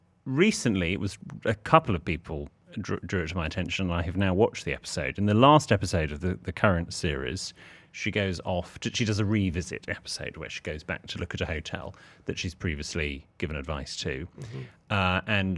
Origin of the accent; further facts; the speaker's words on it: Harrogate, Yorkshire and the Humber, United Kingdom; We're originally from Harrogate, which is around 20 minutes away from the golf balls and probably a town William would love.